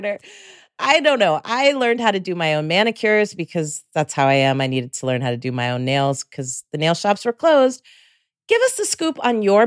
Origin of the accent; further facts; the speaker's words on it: San Rafael, California, United States; moved away as an adult; also born or lived in Carmel, California / Tiburon, California / Oakland, California / San Francisco, California; I was born in Carmel, then raised in Miwok territory, right? I was raised in San Rafael and Tiburon eventually